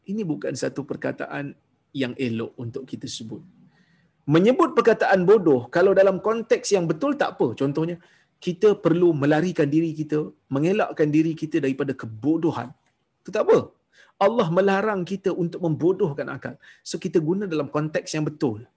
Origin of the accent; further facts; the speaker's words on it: Perak, Malaysia; tuan-tuan saya orang Perak orang Perak ni pun kasar juga bahasa dia orang Perak ni pun kasar bahasa dia